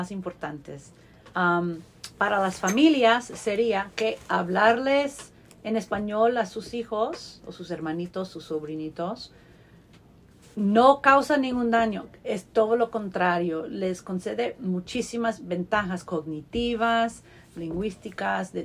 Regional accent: Long Island, New York, United States; I grew up in Long Island, New York, referring to an elevator as an elevator

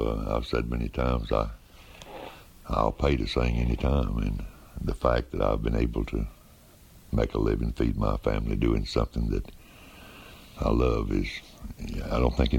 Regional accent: Florida, United States; I was raised in Florida

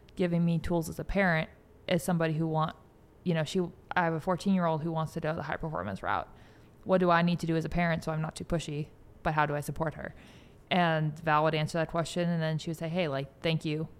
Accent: Bay Area, California, United States; moved away; I grew up in the Bay Area

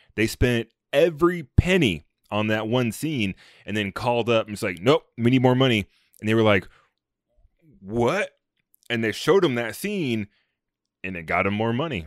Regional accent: United States; as an American

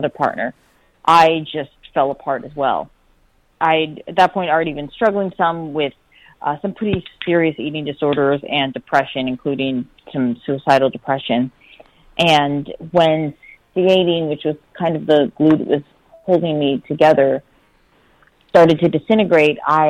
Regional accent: Pennsylvania, United States; I grew up in Pennsylvania

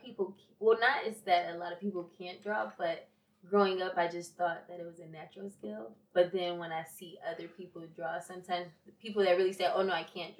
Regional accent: Rochester, New York, United States; Rochester, New York.

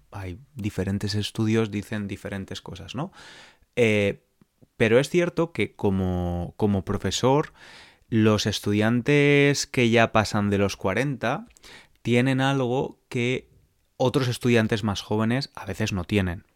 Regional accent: San Francisco, California, United States; Spanish is a second language; soy de San Francisco, California

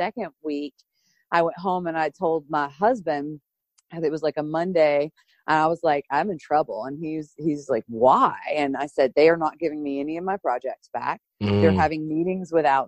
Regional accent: Chattanooga, Tennessee, United States; also born or lived in Florida / suburbs of Philadelphia; My family moved us up from Florida to Tennessee when I was young, and I grew up here in Chattanooga, Tennessee

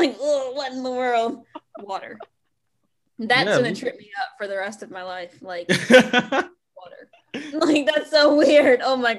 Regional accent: American South, United States; accent: country; And like my accent isn't super country.

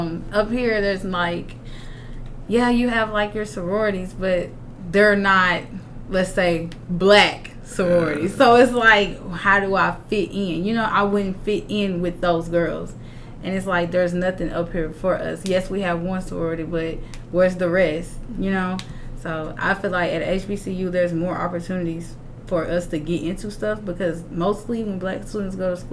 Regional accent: the South, United States; I think so, because I'm from the South, and when I come up here and I see a lot of Northerners

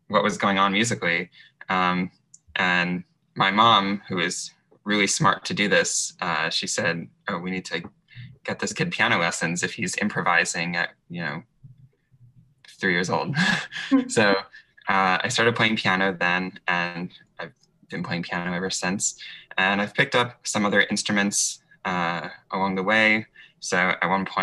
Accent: New York, United States; I grew up in the New York area and actually lived right next to Lincoln Center when I was a very little kid.

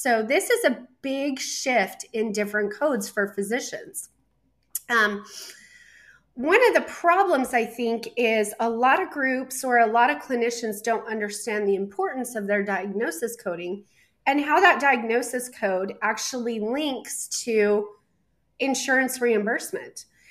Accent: Colorado, United States; moved away; my home state of Colorado

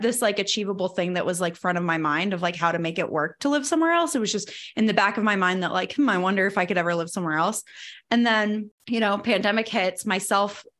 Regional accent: Virginia, United States; moved away as an adult; also born or lived in Arlington, Virginia; now in Denver, United States; from growing up in Virginia and then from going to school in Virginia

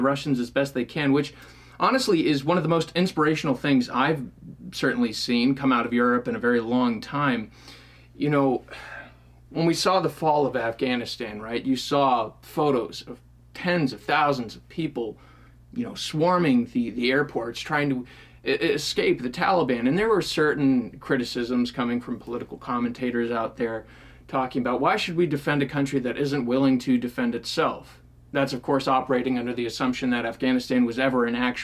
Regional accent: United States

